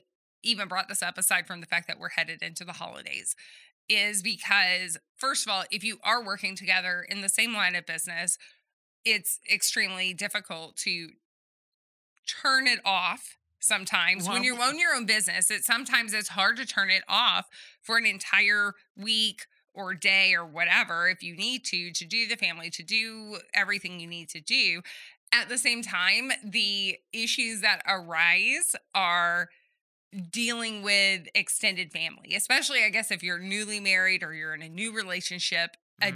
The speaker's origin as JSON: {"language": "English", "region": "Texas", "country": "United States", "said": "Oh, I don't know, because I'm from Southeast Texas"}